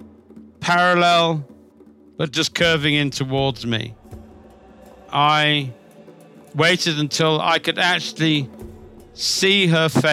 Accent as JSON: {"language": "English", "country": "Zimbabwe", "tie": "born or raised there", "said": "When I was a kid, I used to go collecting snakes a lot in growing up in Zimbabwe"}